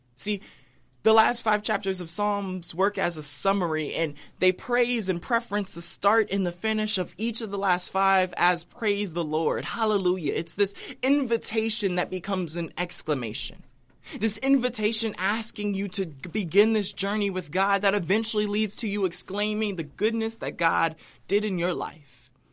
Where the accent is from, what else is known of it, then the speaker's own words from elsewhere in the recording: United States; being an American